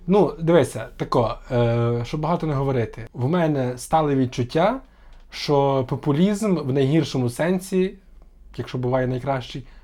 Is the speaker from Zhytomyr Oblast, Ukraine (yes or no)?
no; Rodatychi, Lviv Oblast, Ukraine; Я з Львівщини.